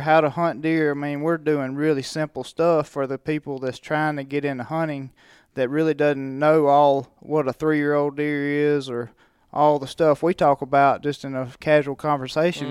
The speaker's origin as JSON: {"language": "English", "region": "Mississippi", "country": "United States", "tie": "born or raised there", "said": "I grew up in Mississippi, so that's a, just a heritage there"}